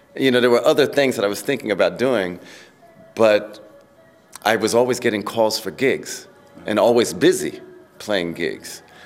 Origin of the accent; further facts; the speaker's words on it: New York City, New York, United States; I grew up in Queens, New York